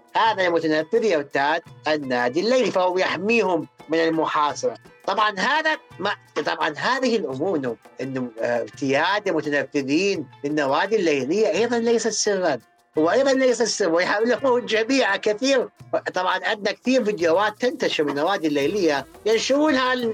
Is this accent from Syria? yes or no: no; Iraq; عندنا بالعراق